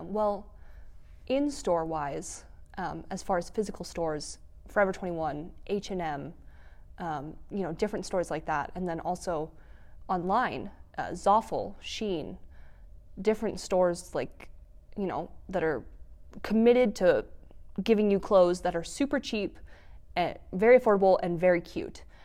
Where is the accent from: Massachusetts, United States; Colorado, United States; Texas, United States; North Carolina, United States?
Colorado, United States; Fort Collins; now in Grand Junction, United States; I'm not from Grand Junction. I'm from the Front Range, um, near Fort Collins